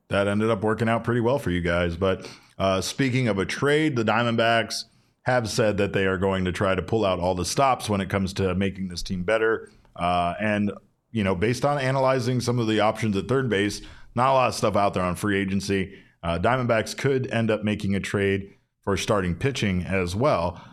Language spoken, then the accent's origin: English; Arizona, United States; I'm from Arizona